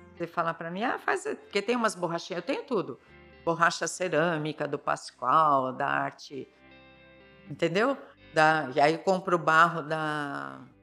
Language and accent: Portuguese; São Paulo, Brazil; moved away as an adult; now in São Sebastião, Brazil; na infância eu sou de São Paulo, né? São Paulo capital, Vila Prudente